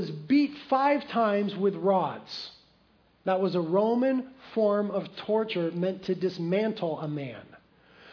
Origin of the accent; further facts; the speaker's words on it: United States; as American Christians